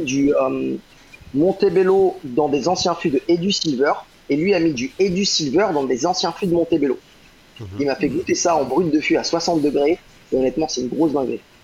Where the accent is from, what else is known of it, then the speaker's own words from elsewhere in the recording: Rennes, Brittany, France; moved away as an adult; also born or lived in London, United Kingdom; now in Guadeloupe; ma terre natale, parce que je suis breton, euh, je, viens de, je de Rennes